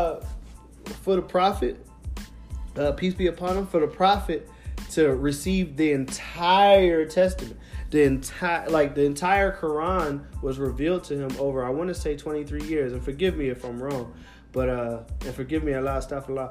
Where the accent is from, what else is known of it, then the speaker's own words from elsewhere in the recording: Philadelphia, Pennsylvania, United States; I'm from Philadelphia